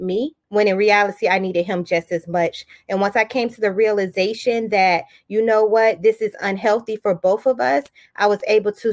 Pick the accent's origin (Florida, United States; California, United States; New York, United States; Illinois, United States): Florida, United States; Daytona Beach; also born or lived in Detroit, Michigan; now in Chesapeake, United States; I have roots in Detroit, Michigan, but I am from Daytona Beach, Florida, and I currently reside in Chesapeake, Virginia